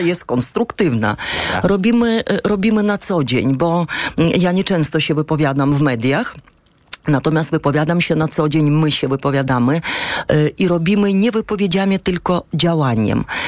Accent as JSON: {"language": "Polish", "country": "Ukraine", "also_born_or_lived": "Ursynów, Warsaw, Poland", "moved": "yes", "lives_now": "Warsaw, Poland", "said": "my mamy inny system oświaty tam na Ukrainie"}